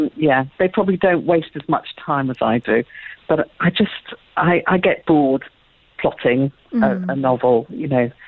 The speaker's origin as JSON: {"language": "English", "country": "United Kingdom", "said": "I'm being very British about this"}